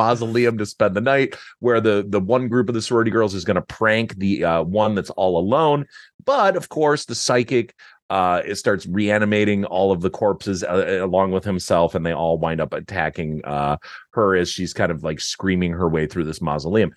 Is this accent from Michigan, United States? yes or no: yes; Detroit, Michigan, United States; We grew up in Detroit